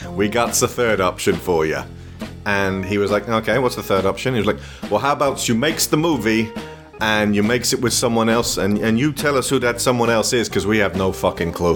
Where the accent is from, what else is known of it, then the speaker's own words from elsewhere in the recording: United Kingdom; in the UK, because the Australian soap opera is such a keystone of our culture